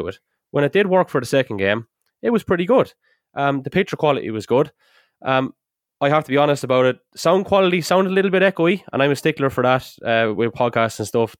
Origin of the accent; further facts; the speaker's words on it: Carlow, Leinster, Ireland; we're all from Carlow